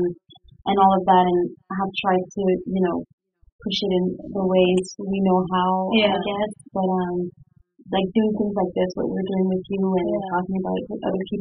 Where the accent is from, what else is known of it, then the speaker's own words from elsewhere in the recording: Quebec City, Quebec, Canada; moved away; I grew up in Quebec City, and Quebec City doesn't have a huge entertainment industry.